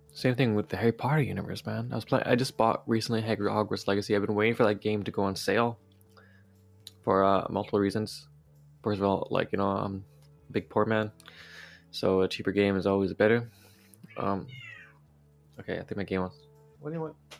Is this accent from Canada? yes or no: yes; Vancouver, British Columbia, Canada; I'm from the Metro Vancouver area